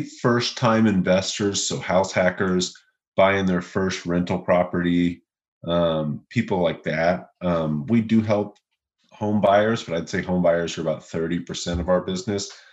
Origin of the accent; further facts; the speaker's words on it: Louisville, Kentucky, United States; now in Austin, United States; I'm from Louisville. Uh, I uh, grew up there